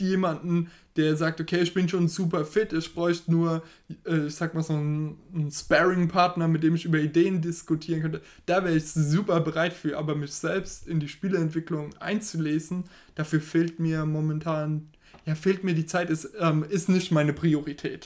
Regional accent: Germany; wir als Deutsche

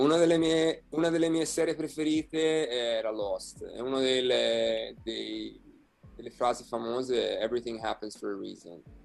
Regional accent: Italy; moved away as an adult; also born or lived in Florida, United States / Tucson, United States / Las Vegas, United States; now in Seattle, United States; Sono partito dall'Italia e insegnavo italiano

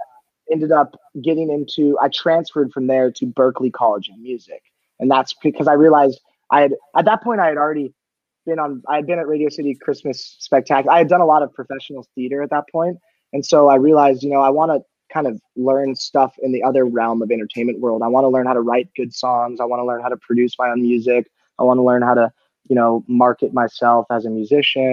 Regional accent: San Diego, California, United States; I grew up in San Diego

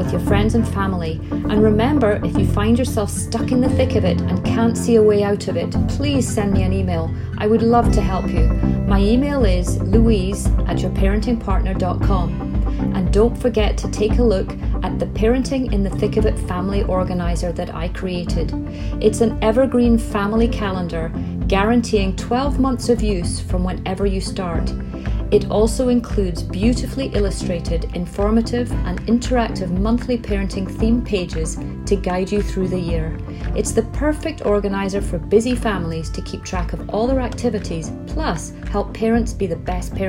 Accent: Scotland, United Kingdom; moved away; I'm from Scotland, I've got this strange accent.

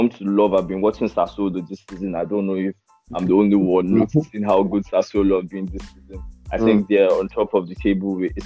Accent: Nigeria; as a Nigerian Manchester United fan

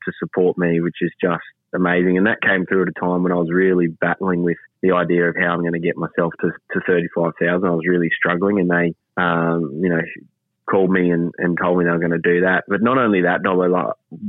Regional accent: Quilpie, Queensland, Australia; claim it as my hometown

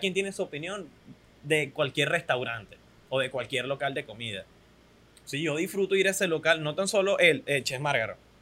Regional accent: Venezuela; soy un venezolano promedio

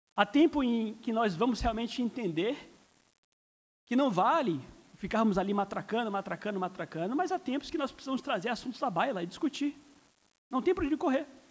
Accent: Brazil; somos cidadãos do Brasil, somos brasileiros

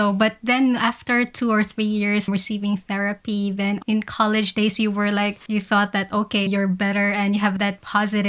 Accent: Philippines; I grew up in the Philippines

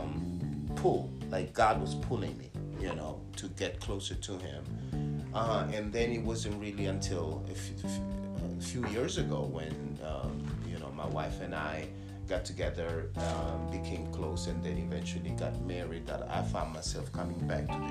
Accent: Italy; now in United States; I grew up in Italy, so it was a different experience. It was the Catholic Church. Then I moved to the United States

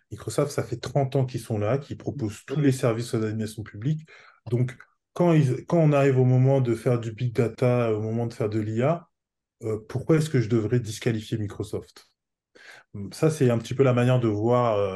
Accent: France; now in Portugal; Moi, j'habite au Portugal. Je suis français

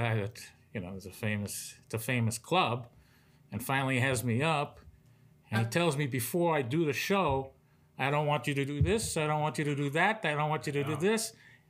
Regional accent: New York City, New York, United States; moved away; I came from New York City to do poker. I was at the clubs of Brooklyn before that. Started at 13.

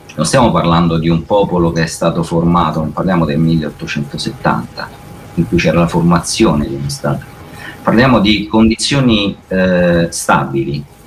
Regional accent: Italy; io da italiano ho a cuore il mio paese

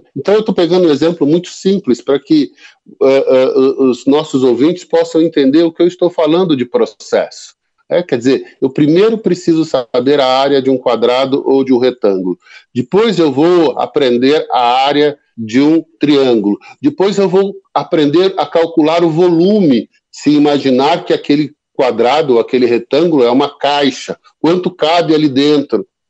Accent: interior of São Paulo state, Brazil; eu sou do interior aqui do estado de São Paulo, e lá a gente fala menino como se estivesse referindo a criança

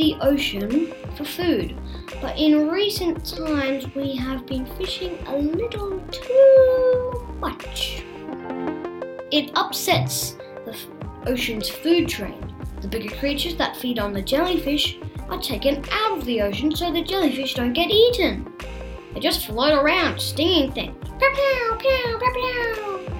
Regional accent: Australia; It lives in the waters of northern Australia, where I come from. Sort of. Well, I was born in Australia.

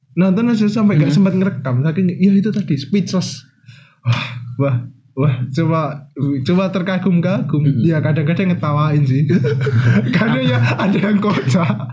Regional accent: Wonogiri, Central Java, Indonesia; Dari Wonogiri

